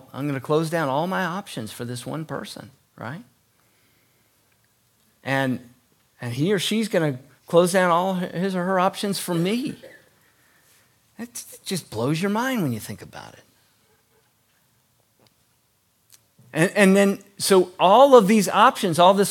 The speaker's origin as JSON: {"language": "English", "country": "United States"}